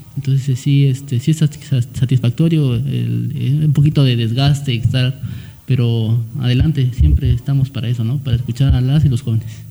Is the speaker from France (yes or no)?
no; Valles Centrales, Oaxaca, Mexico; soy originario de Valles Centrales